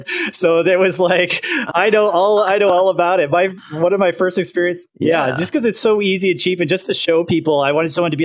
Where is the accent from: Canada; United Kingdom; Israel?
Canada; moved away as an adult; now in Los Angeles, United States; I'm Canadian, of course. So I moved to LA maybe 20 years ago.